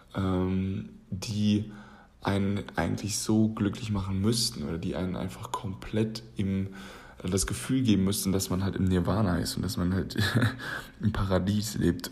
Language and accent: German; Germany; Wir als Deutsche